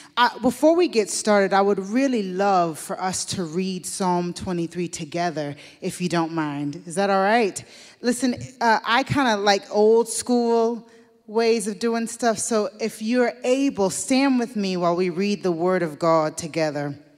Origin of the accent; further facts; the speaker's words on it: Deep South, United States; I grew up in the Deep South in the U S in a black family led by women